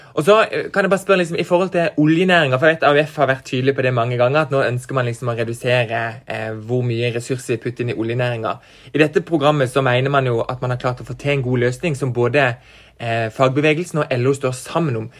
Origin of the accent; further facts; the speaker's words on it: Farsund, Agder, Norway; now in Kristiansand, Norway; Jeg kommer fra Farsund, mm. men jeg bor i Kristiansand